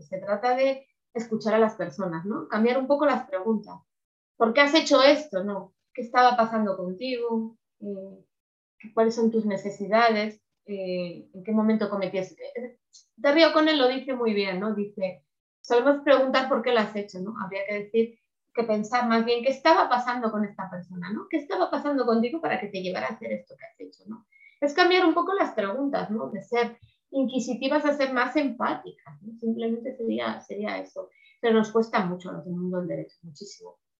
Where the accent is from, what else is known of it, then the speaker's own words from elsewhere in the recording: Spain; Aquí en España